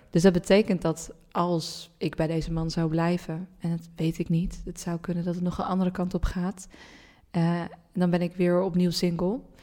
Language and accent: Dutch; Randstad, Netherlands; we zijn opgegroeid in de Randstad, mhm. met z'n allen